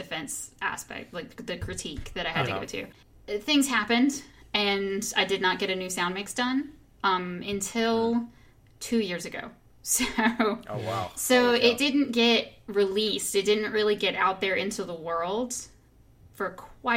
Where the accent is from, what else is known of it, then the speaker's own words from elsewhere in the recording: Pulaski, United States; now in Northern Virginia, United States; we went back to my hometown